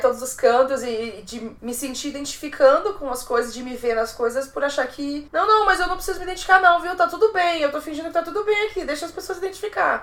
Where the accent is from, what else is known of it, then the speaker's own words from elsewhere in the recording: São Luís, Maranhão, Brazil; moved away; also born or lived in Fortaleza; Eu sou maranhense, eu sou ludovicense